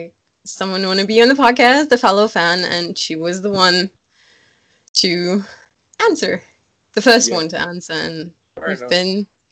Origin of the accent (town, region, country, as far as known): Germany; born or raised there